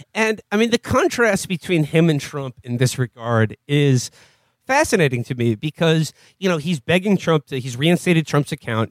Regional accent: United States; me as an American

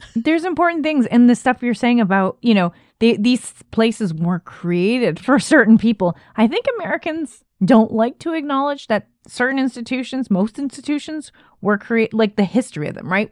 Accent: Canada; as a Canadian

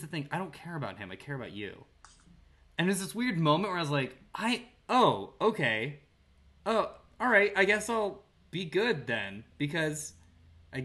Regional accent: United States; I love being an American.

